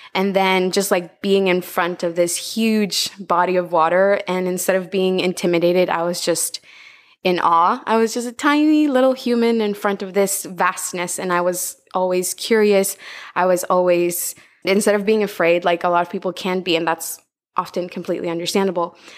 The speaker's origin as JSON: {"language": "English", "town": "Tegucigalpa", "region": "Francisco Morazán", "country": "Honduras", "tie": "born or raised there", "moved": "as an adult", "lives_now": "Utila, Honduras", "said": "I was born and raised in Honduras, in the capital city, Tegucigalpa."}